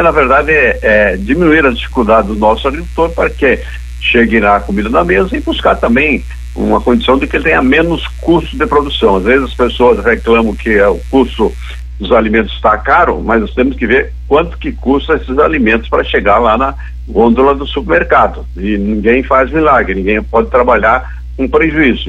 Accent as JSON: {"language": "Portuguese", "region": "western Santa Catarina", "country": "Brazil", "said": "venho lá do Oeste, sou filho de agricultor"}